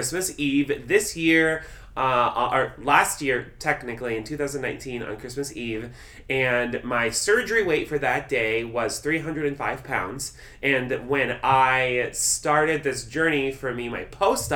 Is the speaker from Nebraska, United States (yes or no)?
yes; Nebraska, United States; I was born in Nebraska. I'm a thick, corn-fed Midwestern boy.